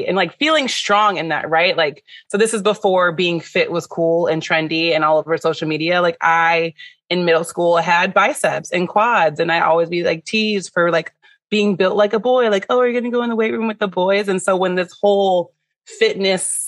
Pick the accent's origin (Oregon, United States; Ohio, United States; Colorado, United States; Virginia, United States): Ohio, United States; Solon; moved away as an adult; also born or lived in Knoxville, Tennessee / Finland / Cincinnati, Ohio; I'm from Cleveland, Ohio, born and raised